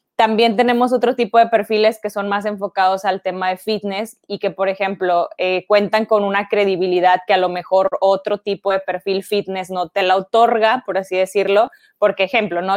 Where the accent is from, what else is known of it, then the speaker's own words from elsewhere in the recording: Ciudad Victoria, Tamaulipas, Mexico; moved away as an adult; now in Monterrey, Mexico; Me vine para acá porque yo soy de Ciudad Victoria, entonces este, me vine para, para estudiar acá en Monterrey